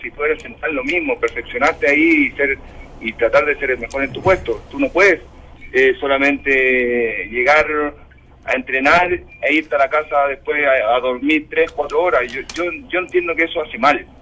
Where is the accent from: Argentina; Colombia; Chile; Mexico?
Chile; como deportistas chilenos